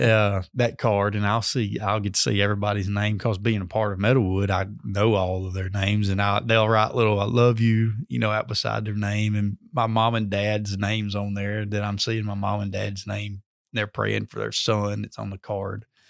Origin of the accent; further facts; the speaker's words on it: Amory, Mississippi, United States; I'm from Amory originally, so that's my background